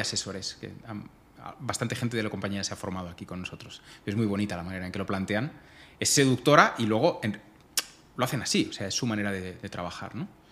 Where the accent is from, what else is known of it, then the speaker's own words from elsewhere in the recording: Majorca, Balearic Islands, Spain; moved away; soy mallorquín